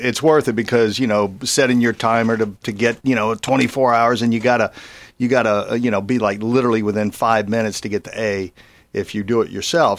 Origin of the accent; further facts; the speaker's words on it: Baton Rouge, Louisiana, United States; moved away as an adult; I grew up in Baton Rouge